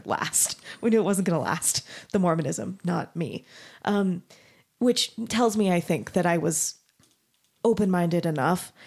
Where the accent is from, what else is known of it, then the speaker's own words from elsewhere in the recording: Mesa, Arizona, United States; moved away as an adult; also born or lived in Denton, Texas; I grew up in Mesa, Arizona